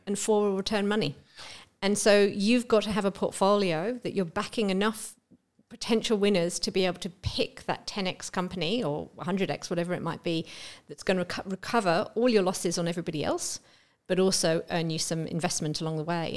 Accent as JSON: {"language": "English", "region": "England", "country": "United Kingdom", "also_born_or_lived": "Melbourne, Australia", "moved": "as an adult", "lives_now": "Australia", "said": "I am English"}